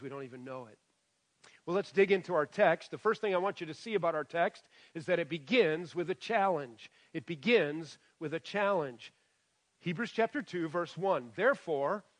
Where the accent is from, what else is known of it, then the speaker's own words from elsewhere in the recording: Michigan, United States; now in West Virginia, United States; I grew up in Michigan.